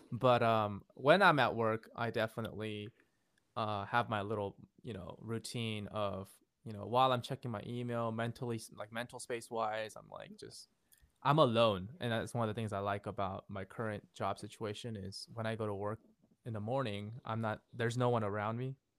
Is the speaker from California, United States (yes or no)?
yes; Fremont, California, United States; also born or lived in Seoul, South Korea / Los Angeles; I grew up here in Fremont in the Bay Area for the most of my life